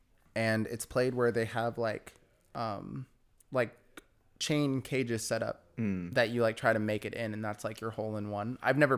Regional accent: Riverside, California, United States; Martin Luther King High School in Riverside.

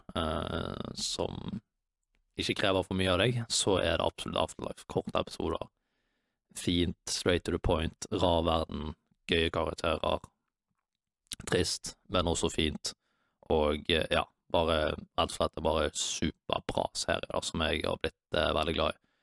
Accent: Bergen, Vestland, Norway; moved away; hjem til Bergen, der jeg er fra

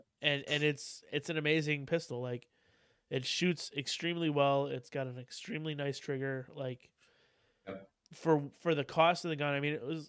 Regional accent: Wisconsin, United States; It is 100 degrees warmer here right now than it is where I'm from

